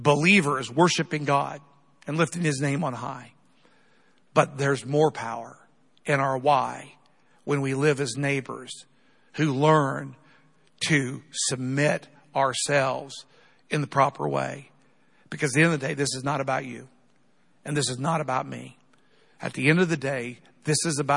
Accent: United States; We're Americans

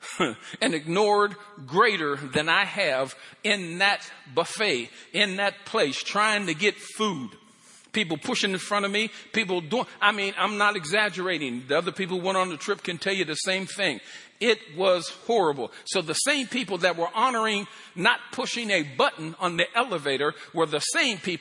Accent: Pennsylvania, United States; moved away; I'm from Pennsylvania.

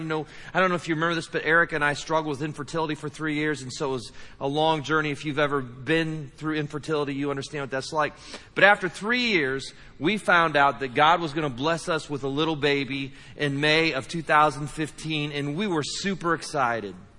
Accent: United States; we're from the United States

